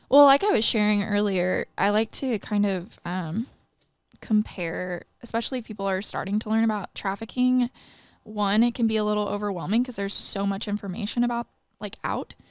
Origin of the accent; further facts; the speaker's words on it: Midwest, United States; now in Singapore; I grew up in the Midwest